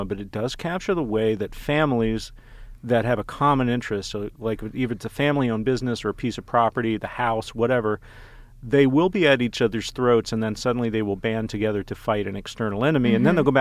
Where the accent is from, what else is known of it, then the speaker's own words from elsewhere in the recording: Dallas, Texas, United States; my hometown of Dallas